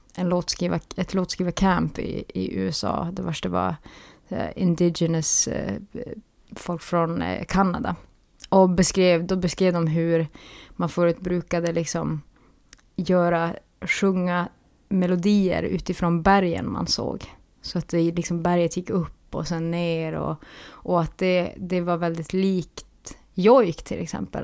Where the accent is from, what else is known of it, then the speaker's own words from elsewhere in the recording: Pajala, Norrbotten County, Sweden; Ja, jag är från Pajala.